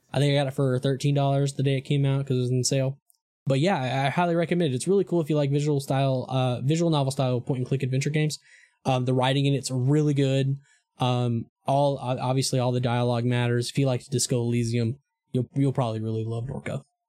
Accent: Eastern Arkansas, United States; moved away; I'm from, I'm from, like, the Delta, I'm from Eastern Arkansas.

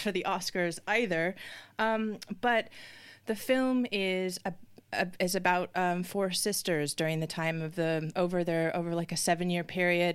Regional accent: United States; being an American

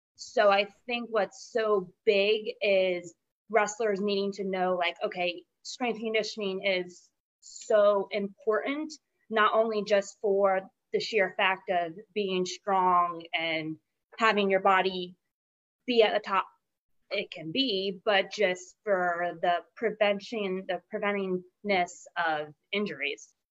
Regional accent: Polk County, Florida, United States; I'm from Florida

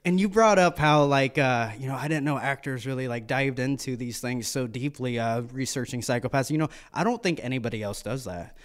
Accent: United States; We are born and raised in America

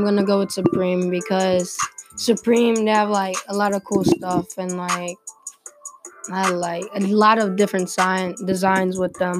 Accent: Germany; moved away; I'm from Germany

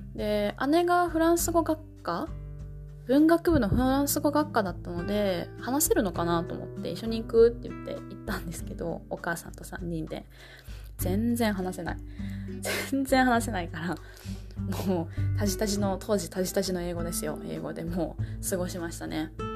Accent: Japan; 日本人の私

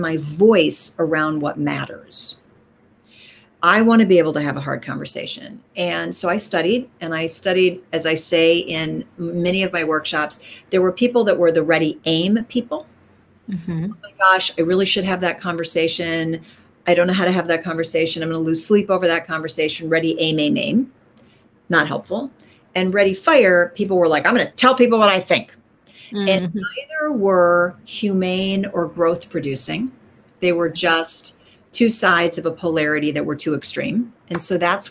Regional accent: Minnesota, United States; I was raised in the middle of the United States in Minnesota.

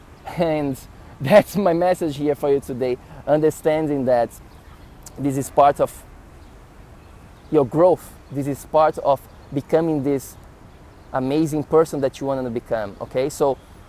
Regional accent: Florianópolis, Santa Catarina, Brazil; moved away as an adult; also born or lived in São Paulo, Brazil / New York City, United States; I went from my hometown, Florianópolis, to the big city of São Paulo in Brazil

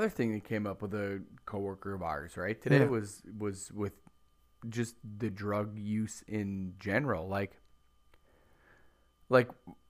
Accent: Mitchell, South Dakota, United States; moved away as an adult; now in Roseau, United States; I'm from Mitchell, South Dakota, and We moved to Roseau, Minnesota.

